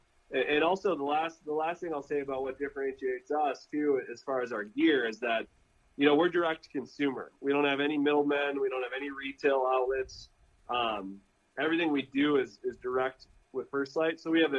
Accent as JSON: {"language": "English", "region": "Midwest", "country": "United States", "tie": "born or raised there", "said": "like, we grew up with in the Midwest, like those wool rich outer layers"}